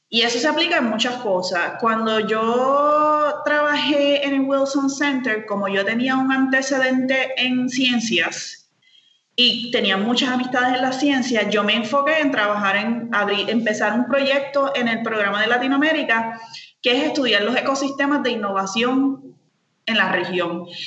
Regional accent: San Lorenzo, Puerto Rico; yo soy de San Lorenzo, soy del pueblo de San Lorenzo, samaritana, con mucho orgullo. Eh, me encanta mi pueblo

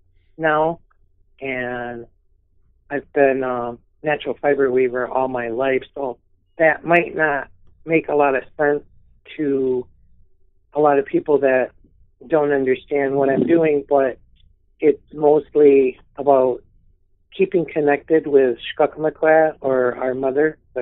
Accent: Grand Rapids, Michigan, United States; I was born in the Washtenaw area, the Grand Rapids area, and about the center of the Mitt of the Lower Peninsula.

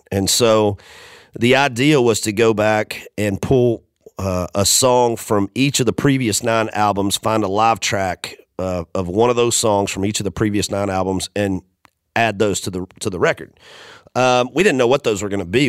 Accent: Macon, Georgia, United States; born or raised there; moved away as an adult; now in Nashville, United States

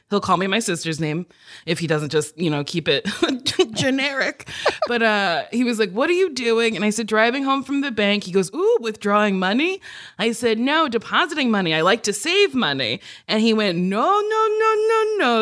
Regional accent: New Jersey, United States; I grew up in Jersey

